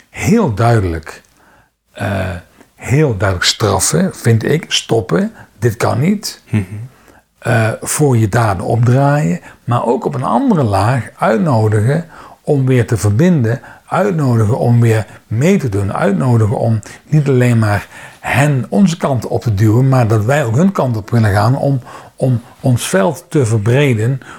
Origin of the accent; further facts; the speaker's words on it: Netherlands; Ehm, ik ben nog een van de Nederlanders die geabonneerd is op een krant.